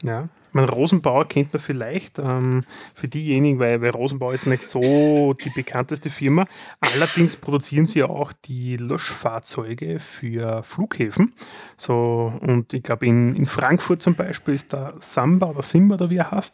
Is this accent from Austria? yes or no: yes; Austria; wir sind Österreicher